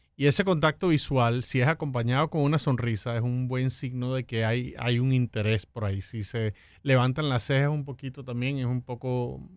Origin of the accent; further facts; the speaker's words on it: Venezuela; now in United States; Yo soy de Venezuela